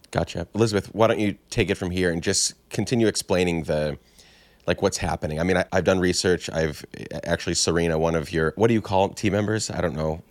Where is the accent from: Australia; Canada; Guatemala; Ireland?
Guatemala; moved away as an adult; I grew up in Guatemala from nine, or not grew, nine to nineteen, so ten years